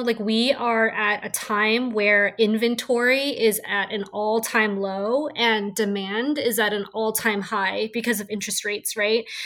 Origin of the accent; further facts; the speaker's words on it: San Francisco, California, United States; growing up in San Francisco, I've been able to see the real estate market skyrocket. And it's just been so fascinating to watch it. And just being someone who was born and raised in the city